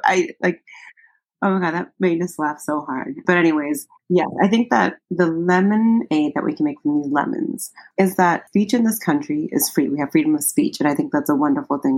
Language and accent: English; United States; also born or lived in Ethiopia; I'm Ethiopian American